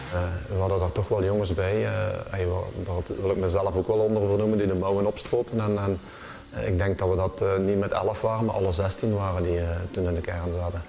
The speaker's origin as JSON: {"language": "Dutch", "area": "Limburg", "region": "Flanders", "country": "Belgium", "said": "Ikzelf als Limburger."}